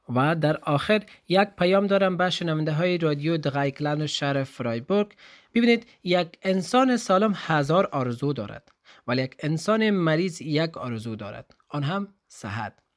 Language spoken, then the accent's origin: Persian; Afghanistan; now in Germany; شخص خودم از افغانستان هستم